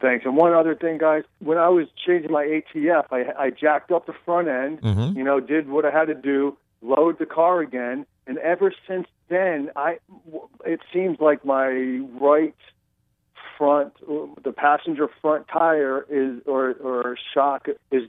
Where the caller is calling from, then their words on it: Fort Lauderdale, Florida, United States; Fort Lauderdale, Florida.